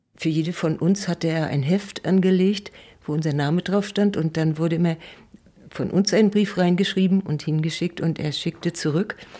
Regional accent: Neustrelitz, Mecklenburg-Vorpommern, Germany; in Strelitz im Pfarrhaus geboren.

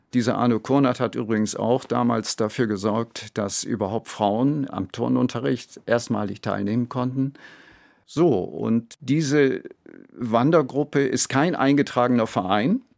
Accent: Bremen, Germany; Ich bin zwar gebürtiger Bremer

